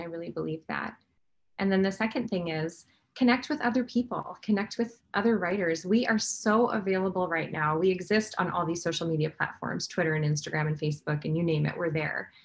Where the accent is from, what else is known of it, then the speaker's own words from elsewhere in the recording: Midwest, United States; I'm from the Midwest